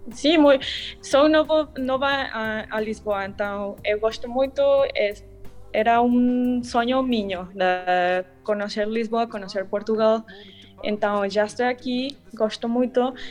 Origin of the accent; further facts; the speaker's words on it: Mexico City, Mexico; Portuguese is a second language; moved away as an adult; also born or lived in Italy; eu nasci e cresci em México, é, eh, cidade de México